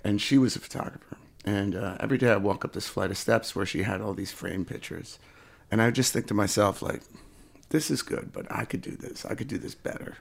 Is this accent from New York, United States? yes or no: yes; Sullivan County, New York, United States; now in Rochester, United States; I grew up in, uh, Sullivan County, New York, which is, uh, lower, I guess, downstate from here, Rochester